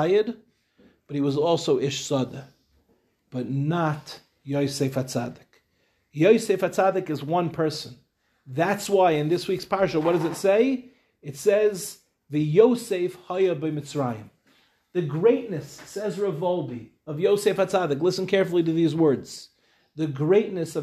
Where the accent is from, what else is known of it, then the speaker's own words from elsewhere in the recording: Lawrence, New York, United States; now in Israel; I grew up in Lawrence